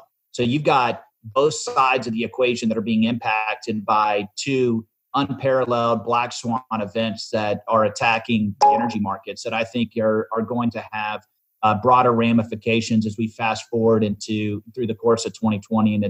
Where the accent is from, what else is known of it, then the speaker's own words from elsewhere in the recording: Dallas, Texas, United States; my hometown is Dallas, Texas, born and raised here.